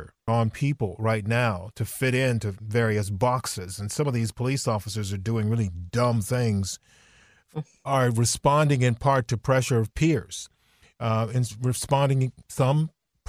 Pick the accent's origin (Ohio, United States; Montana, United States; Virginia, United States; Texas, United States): Virginia, United States; growing up in Virginia